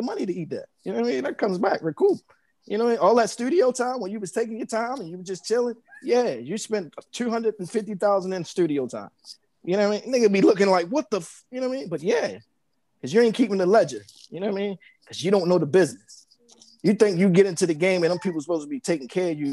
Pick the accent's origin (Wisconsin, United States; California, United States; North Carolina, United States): North Carolina, United States; Raleigh; moved away; I'm from Raleigh, North Carolina, born at Wake County Hospital